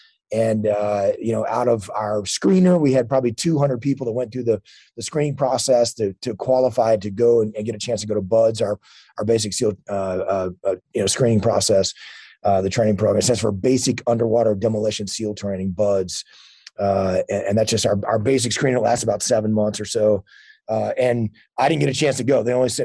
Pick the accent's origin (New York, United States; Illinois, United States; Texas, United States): Texas, United States; born or raised there